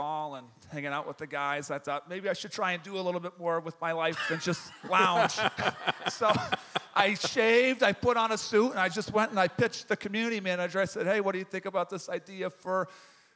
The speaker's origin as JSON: {"language": "English", "town": "Boston", "region": "Massachusetts", "country": "United States", "also_born_or_lived": "Texas", "moved": "as an adult", "lives_now": "Dallas-Fort Worth, United States", "said": "I'm from Boston, Massachusetts"}